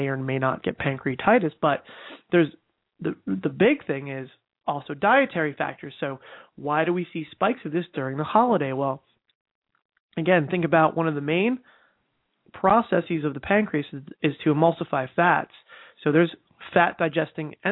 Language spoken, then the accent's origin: English; New Jersey, United States; I'm from New Jersey